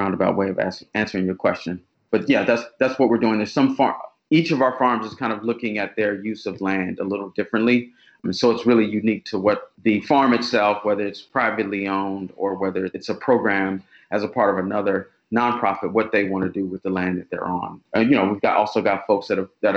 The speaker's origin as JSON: {"language": "English", "region": "Oklahoma", "country": "United States", "tie": "born or raised there", "moved": "as an adult", "lives_now": "Baltimore, United States", "said": "So I grew up in Oklahoma"}